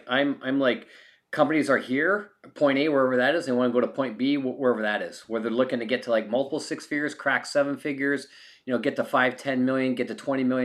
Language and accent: English; Canada; now in California, United States; I'm a Canadian.